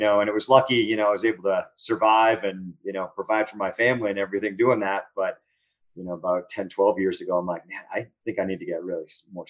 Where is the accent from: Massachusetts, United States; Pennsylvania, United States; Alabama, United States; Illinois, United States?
Massachusetts, United States; outside Boston; also born or lived in Nantucket; I grew up outside of Boston, Massachusetts.